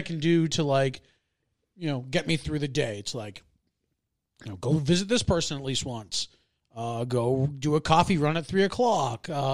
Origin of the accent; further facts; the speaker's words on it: Massachusetts, United States; growing up in Massachusetts